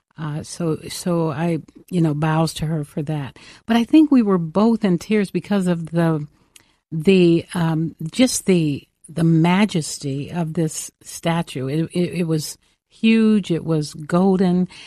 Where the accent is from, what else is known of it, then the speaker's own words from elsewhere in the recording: Los Angeles, California, United States; I grew up in South Central Los Angeles in the heat of the civil rights mo-, movement